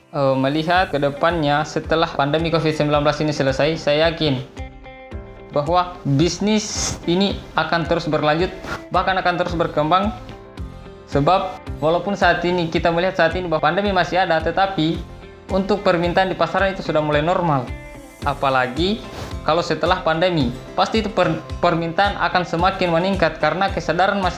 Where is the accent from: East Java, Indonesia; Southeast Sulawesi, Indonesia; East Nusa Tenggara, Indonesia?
Southeast Sulawesi, Indonesia; Labulu-Bulu; Saya berasal dari Desa Labulu-Bulu, Kecamatan Parigi, Kabupaten Muna, Sulawesi Tenggara.